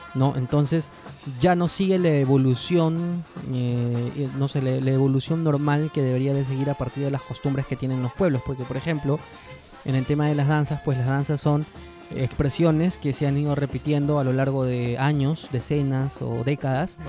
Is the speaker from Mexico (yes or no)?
no; Lima, Peru; nosotros pues somos limeños mazamorreros